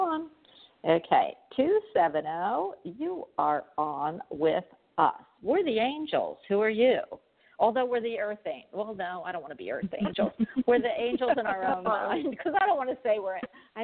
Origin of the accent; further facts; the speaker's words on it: Philadelphia, Pennsylvania, United States; moved away; also born or lived in New York; I'm actually from Philadelphia, but I've lived in New York a few years too